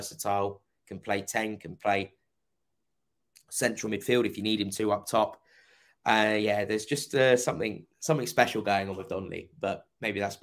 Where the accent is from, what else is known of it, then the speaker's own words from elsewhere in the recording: Kent, South East England, United Kingdom; I was raised in Kent.